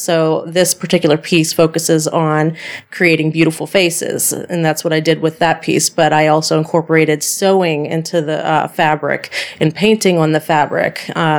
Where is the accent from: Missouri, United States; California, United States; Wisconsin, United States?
California, United States; Sacramento; born there; my biological mother were both in the Air Force. So my older sister was born in Denver, Colorado, and I was born in Sacramento, California, on Air Force bases.